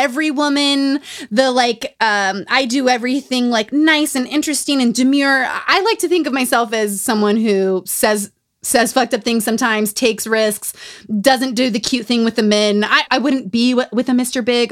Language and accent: English; Utah, United States; Growing up in Utah